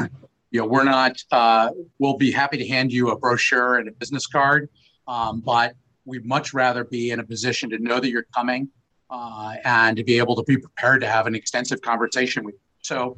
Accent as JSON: {"language": "English", "region": "Georgia", "country": "United States", "moved": "yes", "lives_now": "Connecticut, United States", "said": "I'm originally from Georgia, and Georgia. I can tell you from great experience, I love the state of Georgia."}